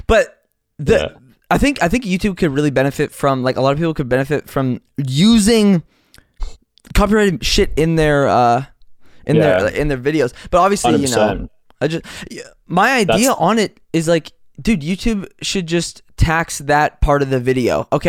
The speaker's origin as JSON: {"language": "English", "town": "Compton", "region": "California", "country": "United States", "tie": "born or raised there", "said": "I grew up in Compton, so not really. I grew up in South Central, so I don't know."}